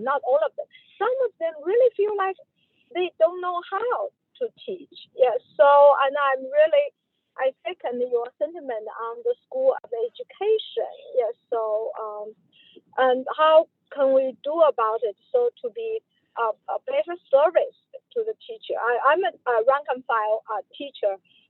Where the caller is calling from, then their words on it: Virginia, United States; Yeah, I'm calling from Northern Virginia Community College.